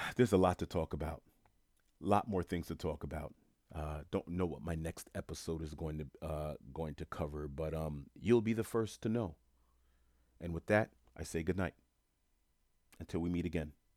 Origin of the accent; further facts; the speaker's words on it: New York City, New York, United States; moved away as an adult; now in Florida, United States; I grew up in Jamaica, Queens, New York